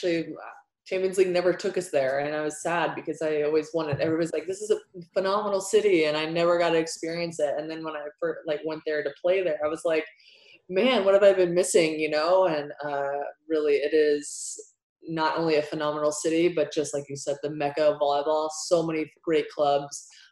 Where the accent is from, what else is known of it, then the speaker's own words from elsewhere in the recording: United States; as an American athlete